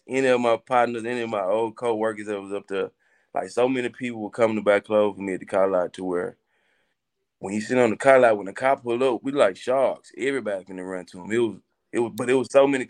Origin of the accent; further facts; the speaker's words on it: Coldwater, Mississippi, United States; growing up in Coldwater, I'm gonna tell you, growing up in Coldwater, you gotta have thick skin